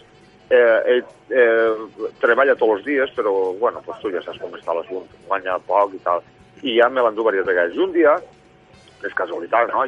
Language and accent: Catalan; Xàtiva, Valencian Community, Spain; el vam estrenar el dia 15 d'agost de, de l'any passat, en el meu poble, en Xàtiva.